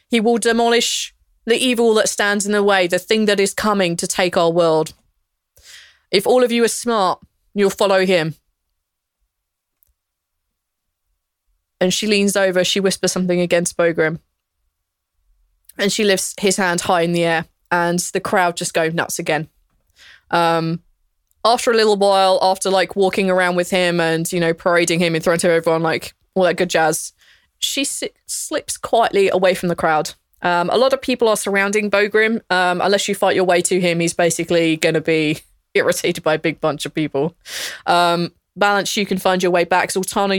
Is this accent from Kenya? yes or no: no; England, United Kingdom; I'm English